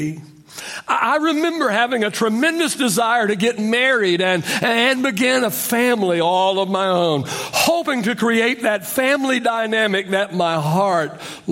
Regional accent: Oklahoma, United States; I grew up in Oklahoma, so we called the evening meal supper

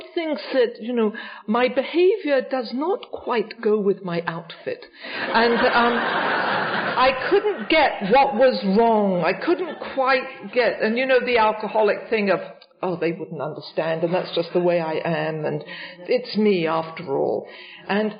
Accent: England, United Kingdom; also born or lived in Richmond; now in New York, United States; when I was a young girl growing up in England, just before I came here

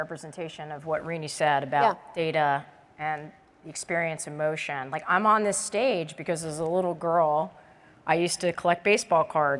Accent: United States; I grew up in the Washington, D.C. suburbs.

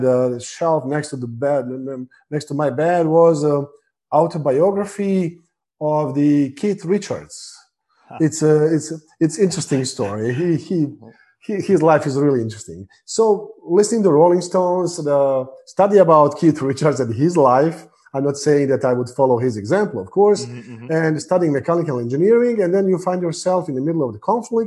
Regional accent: Bosnia & Herzegovina; also born or lived in Croatia / Sarajevo; I was born in Croatia, raised in Bosnia.

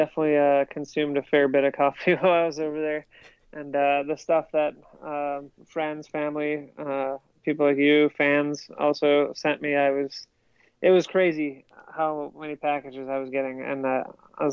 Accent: Minnesota, United States; also born or lived in North Carolina; now in Idaho, United States; where I grew up in Minnesota

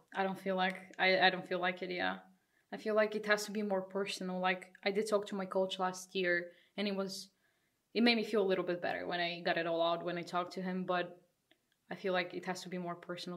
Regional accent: Bulgaria; now in Netherlands; I'm also from Bulgaria, another Bulgarian here

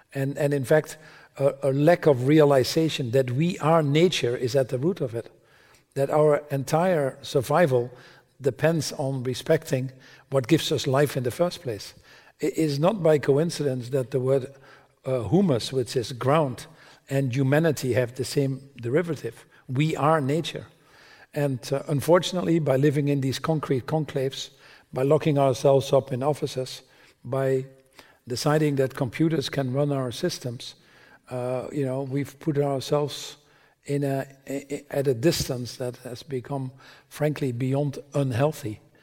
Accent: Netherlands; I was born in the Netherlands

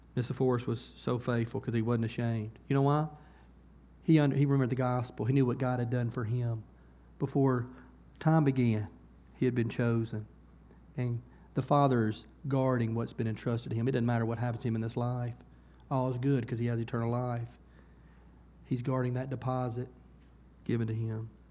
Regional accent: United States; I grew up on Beaver Road, right up here in S Curve

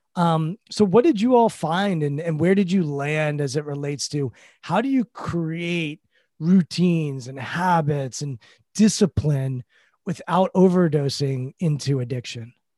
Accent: Washington, District of Columbia, United States; I grew up in Washington, D C. We have a football team here. I grew up going to games

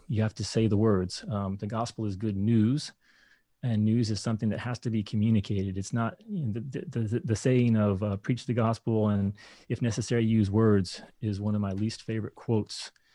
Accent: Kentucky, United States; moved away; I grew up in Kentucky

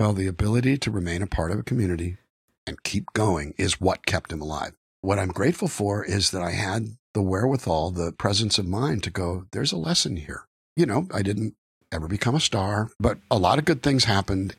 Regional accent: Calexico, California, United States; moved away; my hometown of Calexico, California

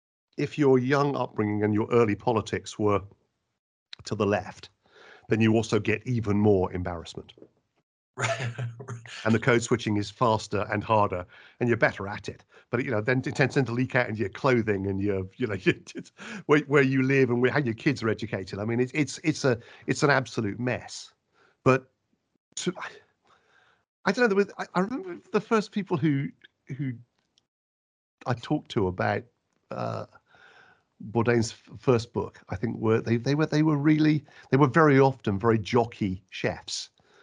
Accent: Oxford, South East England, United Kingdom; accent: West Country; also born or lived in West Country / United States; I was born in the West Country, so I have a farmer's accent, a bit like sounding maybe Tennessee to you. And then I moved when I was quite young to Oxford, which is like Boston.

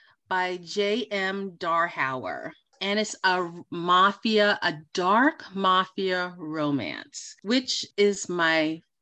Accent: New York City, New York, United States; accent: New York; now in Los Angeles, United States; Our first destination is Queens, New York, hometown. And you are lucky that I am not in my New York accent, because you may have a hard time understanding me.

